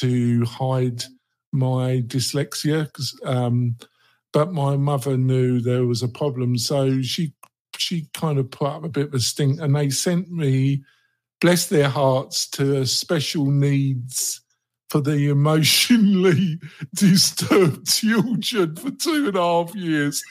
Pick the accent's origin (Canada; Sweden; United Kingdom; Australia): United Kingdom; London; moved away; I was brought up in the borough of Redbridge, the nearest in a suburb, a commuter area called Barkingside, which is northeast London.